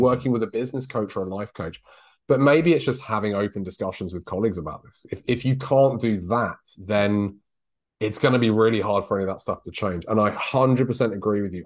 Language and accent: English; United Kingdom